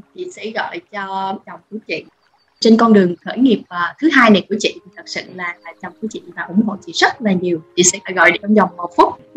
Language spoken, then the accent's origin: Vietnamese; Ho Chi Minh City, Vietnam; bản thân chị sinh ra và lớn lên ở Sài Gòn